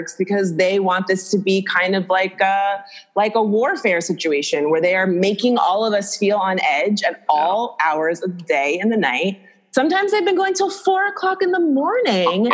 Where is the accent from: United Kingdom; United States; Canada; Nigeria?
United States; Florida; moved away; I'm from Florida